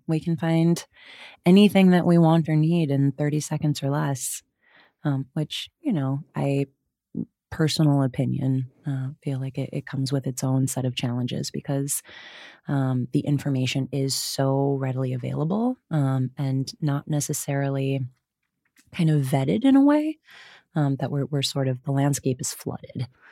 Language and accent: English; Wisconsin, United States; grew up in Wisconsin, uh, you'll hear the hard vowels